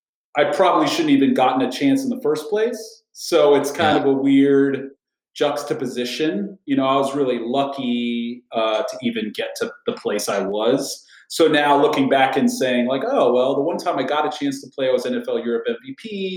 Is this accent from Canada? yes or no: no; Kuwait; Now I went to I grew up in Kuwait, and I went to British school, which was my first school, Sunshine School of Kuwait, and the British start their kids a year early.